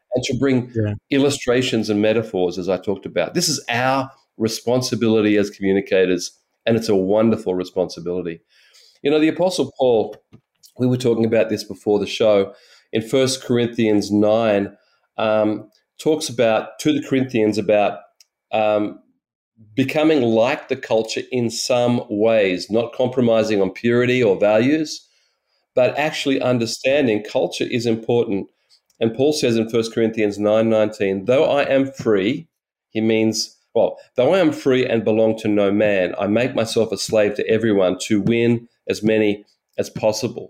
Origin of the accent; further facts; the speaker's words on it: Australia; I'm an Australian